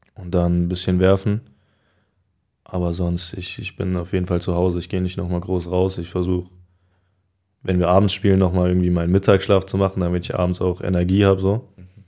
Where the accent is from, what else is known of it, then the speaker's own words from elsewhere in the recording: Frankfurt, Hesse, Germany; ich bin ja in Frankfurt auch groß geworden. Also ich kenne mich hier aus und ist für mich, ist für mich immer noch Heimat.